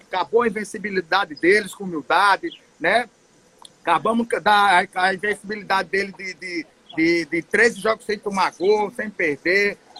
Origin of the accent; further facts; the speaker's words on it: Atalaia, Brazil; moved away; Eu, eu saí de Atalaia e disse: um dia eu volto para minha terra de origem.